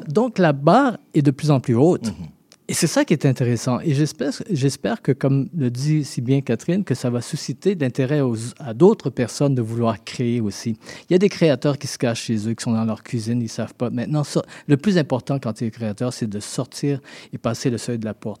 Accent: Haiti; now in Montreal, Canada; mes deux parents sont haïtiens, mais je suis né en Haïti

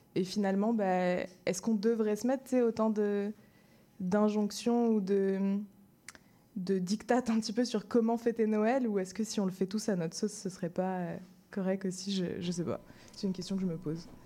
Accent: Madagascar; moved away; j'ai grandi à Madagascar

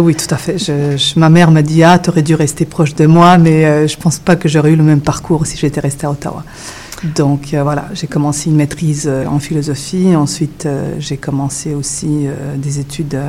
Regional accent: Switzerland; accent: European French; French is a second language; moved away; also born or lived in Yugoslavia; j'ai grandi en Suisse

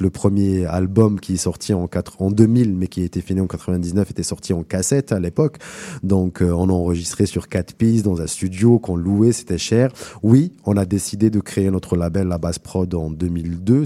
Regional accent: El Karma, Oran Province, Algeria; moved away as an adult; now in Montreal, Canada; ma ville natale, à Al-Karma, un petit village dans la grande ville Oran, Oran qui est la, la, deuxième ville d'Algérie

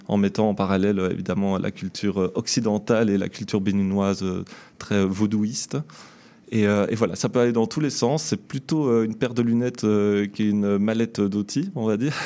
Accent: Belgium; now in Montreal, Canada; je viens de Belgique

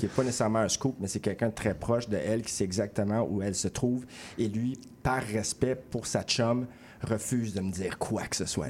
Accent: Châteauguay, Quebec, Canada; Je passe mon adolescence à, Châteauguay, juste à côté de Kanawake

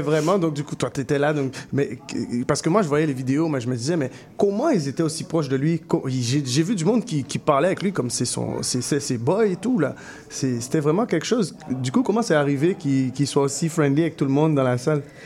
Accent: Guadeloupe; now in Montreal, Canada; je viens de la Guadeloupe, mais je représente MTL

